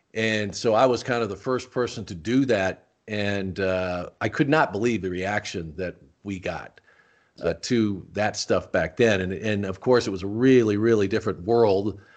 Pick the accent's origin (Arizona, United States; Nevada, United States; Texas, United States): Arizona, United States; Tucson; also born or lived in Rochester, New York; I grew up in Tucson